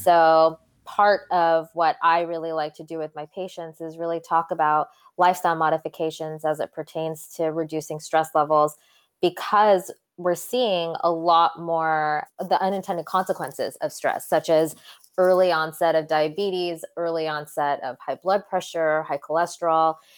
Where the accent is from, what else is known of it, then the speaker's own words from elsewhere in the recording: Santa Cruz, California, United States; also born or lived in London, England; So, I was actually born in London, England, and then my parents moved us to Santa Cruz, California, of all places. Um, when I was about ten, and so I pretty grew, pretty much grew up in Santa Cruz